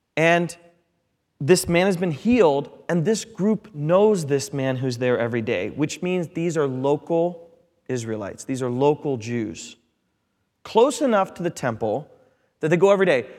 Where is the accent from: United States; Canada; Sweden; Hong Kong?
United States; Midwest; I'm from the Midwest. We're sandwich people.